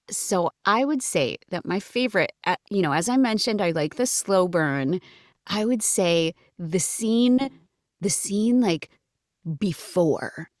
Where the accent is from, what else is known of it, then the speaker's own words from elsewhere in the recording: Massachusetts, United States; I grew up in Massachusetts